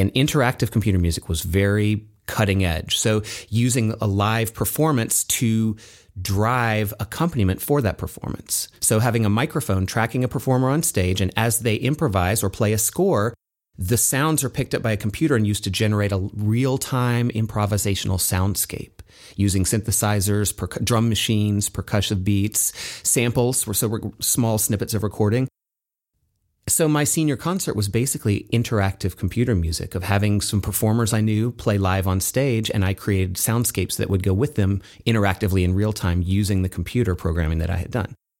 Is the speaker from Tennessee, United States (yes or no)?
yes; Tennessee, United States; moved away; also born or lived in New York / Santa Barbara, California; I grew up in Tennessee